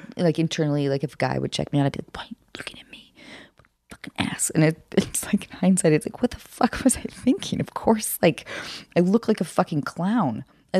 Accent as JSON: {"language": "English", "town": "Seattle", "region": "Washington", "country": "United States", "tie": "born or raised there", "moved": "as an adult", "lives_now": "Hollywood, United States", "said": "I grew up in Seattle."}